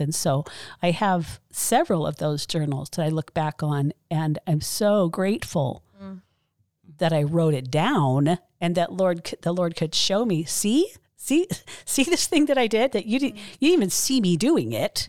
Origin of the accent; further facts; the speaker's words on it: Mesa, Arizona, United States; I was born in Mesa, grew up here